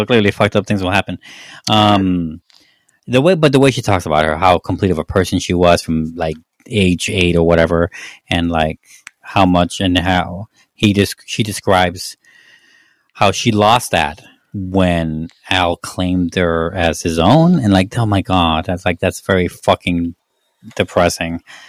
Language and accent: English; Mexico; moved away; I don't get a lot of guff for being Mexican.